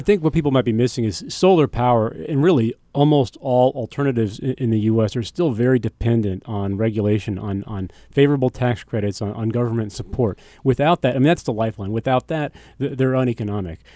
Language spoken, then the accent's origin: English; United States; I'm an American